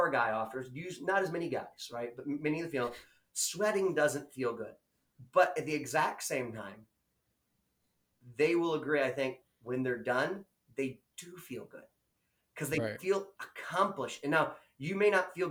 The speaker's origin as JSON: {"language": "English", "country": "United States", "said": "I'm an American"}